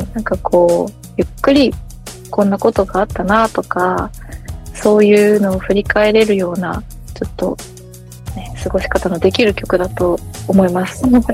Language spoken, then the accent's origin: Japanese; Sapporo, Hokkaido, Japan; moved away; 地元札幌